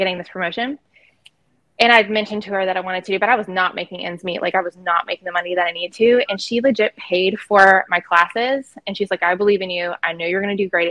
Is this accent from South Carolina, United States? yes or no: yes; Myrtle Beach, South Carolina, United States; moved away as an adult; also born or lived in West Coast; I am here in Myrtle Beach, South Carolina. This is actually where I was born and raised